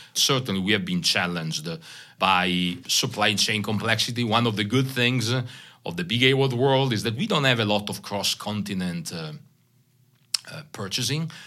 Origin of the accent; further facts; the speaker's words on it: Italy; accent: Italian; English is a second language; moved away as an adult; also born or lived in Paris, France; now in Holland, United States; my very small Italian accent, uh, because I'm from Italy. I'm born and raised there, lived, uh, thirty-five years in Italy